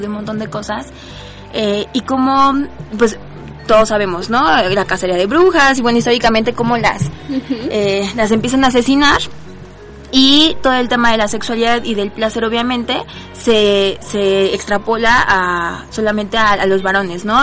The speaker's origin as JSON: {"language": "Spanish", "region": "Mexico City", "country": "Mexico", "said": "todas somos mexicanas y que todas somos aquí del DF, bueno, Ciudad de México"}